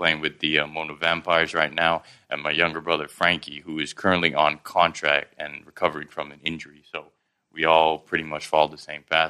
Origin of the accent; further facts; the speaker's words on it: Hat Yai, Songkhla, Thailand; accent: Southern Thai; also born or lived in Karachi, Pakistan; now in Bangkok, Thailand; It's the dialect that we use in Hat Yai, where we grew up